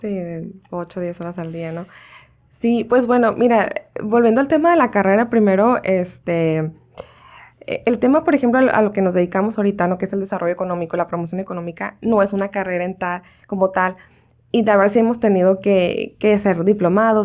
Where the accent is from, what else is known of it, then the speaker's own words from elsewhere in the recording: Ensenada, Baja California, Mexico; moved away; Yo soy nacida en Ensenada y aunque he vivido fuera eh, y regreso